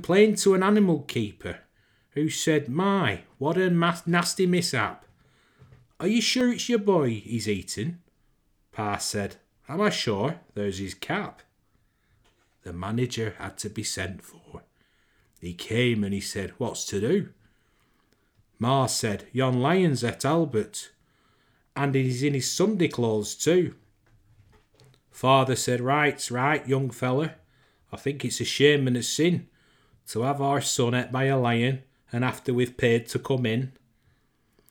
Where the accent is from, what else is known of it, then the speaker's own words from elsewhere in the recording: Lancashire, North West England, United Kingdom; accent: Lancashire twang; As I'm from Lancashire, born and bred, I reckon I can pull this accent off